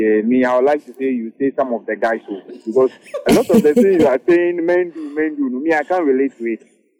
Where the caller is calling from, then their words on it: Lagos, Nigeria; Currently at North Lagos.